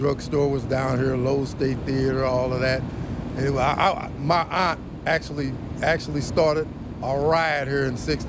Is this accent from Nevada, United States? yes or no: no; St. Louis, Missouri, United States; I'm from St. Louis. I grew up downtown, and they tore down my neighborhood. I grew up in Cochran Projects, man, right down the street.